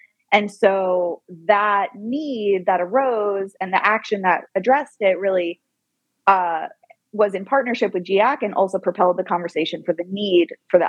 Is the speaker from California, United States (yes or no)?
no; South Florida, United States; now in Ithaca, United States; my father's first language is Spanish and my mother doesn't speak it. So I was born in South Florida with my father's family. And so formatively, Spanish is in there, and Spanglish, I will say, I am pretty fluent in.